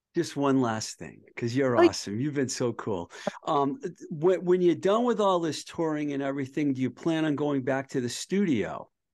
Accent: Boston area, Massachusetts, United States; moved away as an adult; also born or lived in Los Angeles, California; when i was a teenager growing up in the boston area

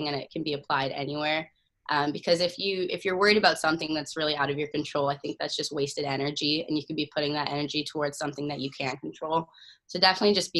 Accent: Sherwood Park, Alberta, Canada; now in Cambridge, United States; Some friends at Union that I grew up in Sherwood Park with, Emma Hebert

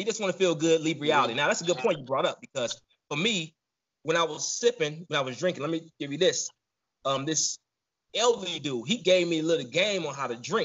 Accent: Southern California, United States; also born or lived in Chicago; I was born in Chicago, raised in Southern California

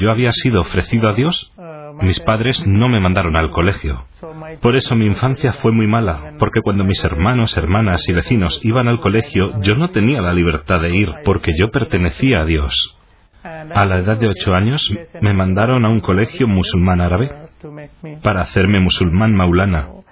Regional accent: Wayanad, Kerala, India; Spanish is a second language; Mis bisabuelos son de Turquía, pero se trasladaron al sur de la India, en el sur, en Kerala, en una localidad que se llama Wayanot

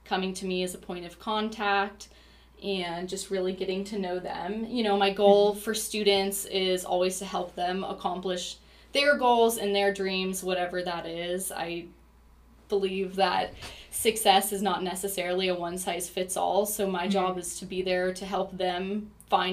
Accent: Reno, Nevada, United States; moved away as an adult; now in Missouri, United States; I'm from Reno

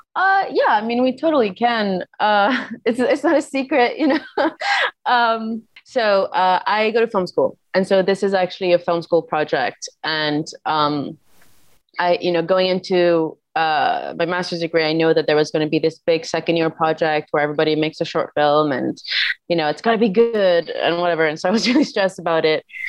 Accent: Lebanon; now in New York, United States; I'm from Lebanon

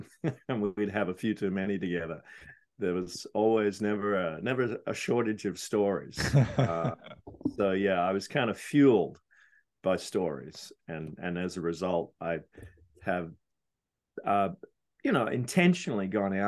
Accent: Sydney, New South Wales, Australia; I grew up in Sydney, Australia.

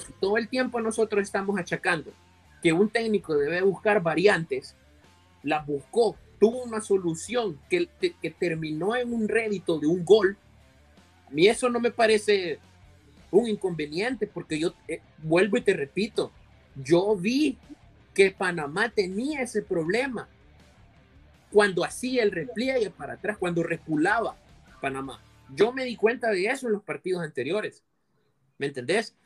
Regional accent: El Salvador; como salvadoreños

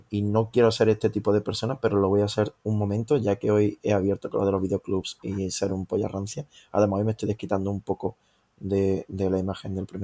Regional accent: Córdoba, Andalusia, Spain; Y que yo soy de Córdoba, te, recuerdo.

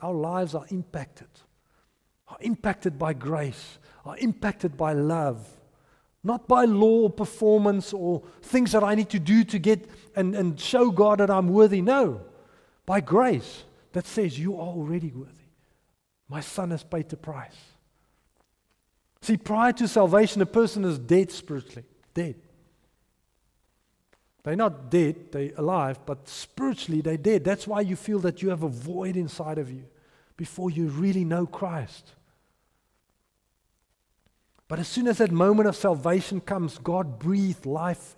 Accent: Potchefstroom, North West, South Africa; I grew up in Potchefstroom.

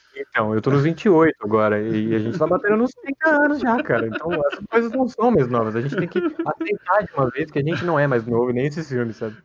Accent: Brazil; o nosso país é muito grande

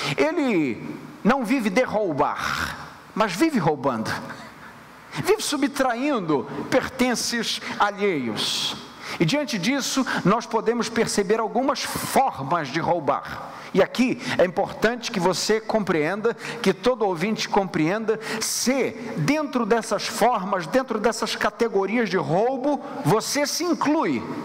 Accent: Rio de Janeiro, Brazil; moved away; nós que viemos do Rio de Janeiro

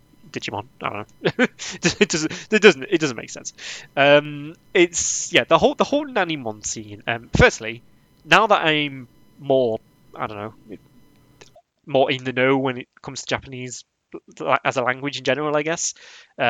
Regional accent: England, United Kingdom; I'm English. I'm British.

